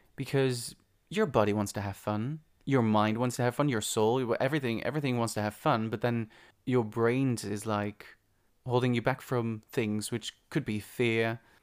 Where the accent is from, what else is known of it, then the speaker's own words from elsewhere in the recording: Netherlands; moved away; I'm from the Netherlands